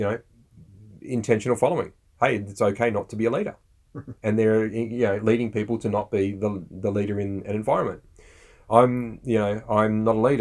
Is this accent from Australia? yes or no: yes; Australia